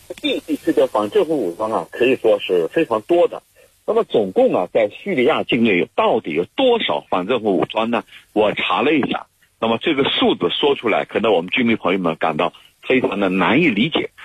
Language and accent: Chinese; China; 我们中国人